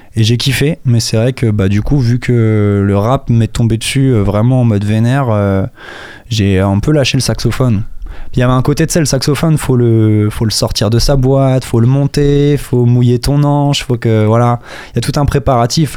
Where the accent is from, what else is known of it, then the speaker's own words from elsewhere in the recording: Juvardeil, Pays de la Loire, France; also born or lived in Les Ponts-de-Cé; now in Angers, France; je suis né à Angers, mais pour aller un peu plus loin dans la réponse, j'ai grandi entre la petite section et la fin du CP au Pont de C. En fait, à partir du Pont de C, de la fin du CP, pardon, je suis parti à Juvardeil, qui est un petit bled derrière Tiercé